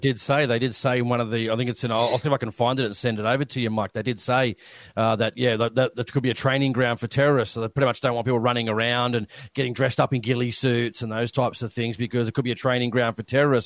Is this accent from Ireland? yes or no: no; Australia; us being Australian